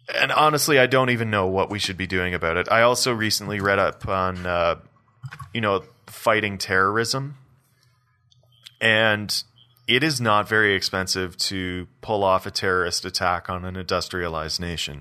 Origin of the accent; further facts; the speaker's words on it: Belleville, Ontario, Canada; now in Calgary, Canada; I'm from Eastern Ontario